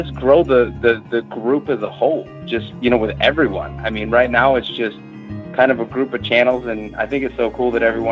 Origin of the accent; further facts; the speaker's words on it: Chicagoland area, Indiana, United States; now in Dallas, United States; I'm originally from the Chicagoland area, actually right outside of Chicago in Indiana.